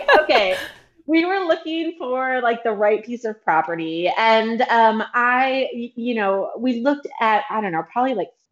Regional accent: Washington, District of Columbia, United States; also born or lived in Hawaii / Florida; now in Tennessee, United States; I grew up in Washington, D.C.

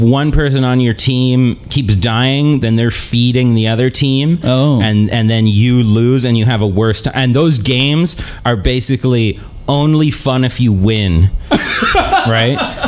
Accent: Kelowna, British Columbia, Canada; moved away; I'm from Kelowna

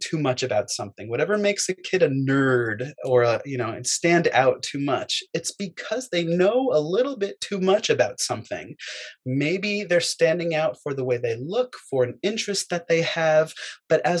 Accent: Fairfield, Connecticut, United States; also born or lived in Manhattan, New York; I was born in Manhattan, and I grew up in Fairfield, Connecticut

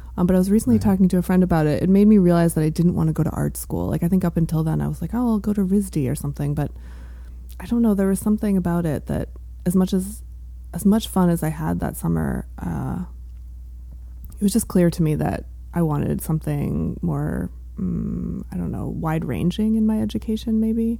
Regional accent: Riverside, Connecticut, United States; now in Maine, United States; I am from Connecticut. I grew up an hour outside of New York, pretty much like halfway between New Haven and New York City

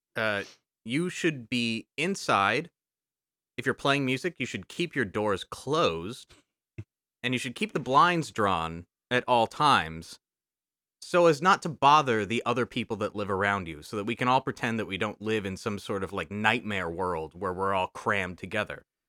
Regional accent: Texas, United States; moved away; I recently went back to Texas, my home state

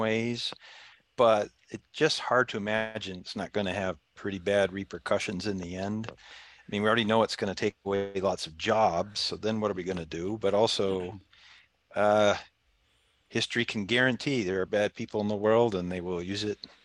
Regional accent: Minnesota, United States; moved away as an adult; also born or lived in Chicago / Detroit; now in Houston, United States; I grew up in Minnesota

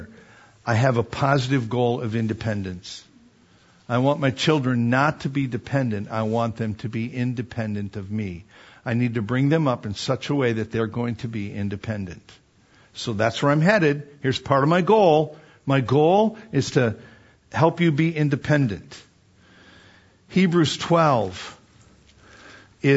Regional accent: Wisconsin, United States; I grew up in Wisconsin

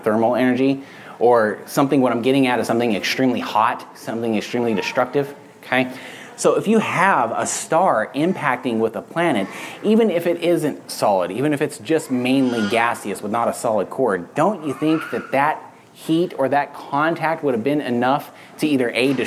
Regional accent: Barstow, California, United States; we're in the middle of the desert where I grew up in Southern California in Barstow

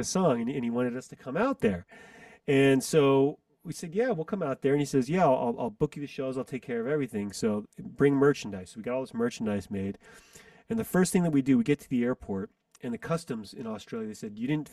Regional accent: United States; I'm not Chinese, I'm American.

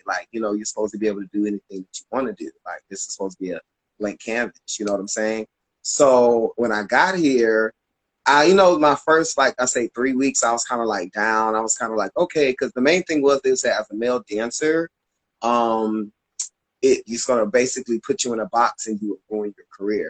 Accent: Tampa, Florida, United States; moved away as an adult; I'm from Tampa, Florida originally, um, and I moved out here in 2009

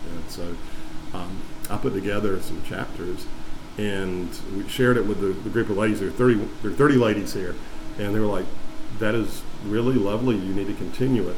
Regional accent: Perry, Georgia, United States; moved away as an adult; now in Savannah, United States; I grew up in Perry, Georgia, is originally where I'm from, my hometown

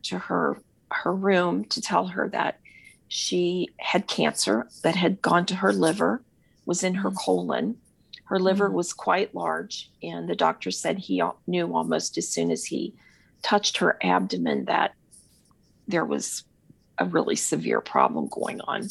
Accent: Cincinnati, Ohio, United States; I'm from Cincinnati, Ohio

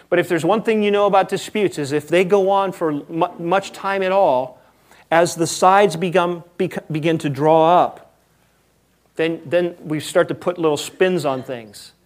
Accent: United States; We are so American

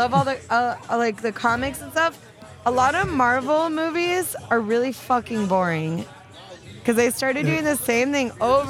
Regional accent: Miami, Florida, United States; Sorry. We're from Miami.

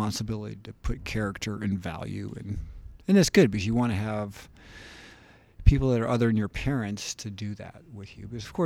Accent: San Francisco, California, United States; I was born in San Francisco

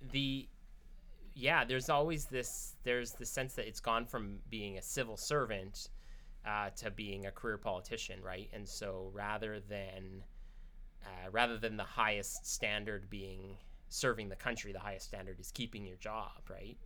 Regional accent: United States; now in Canada; as an American

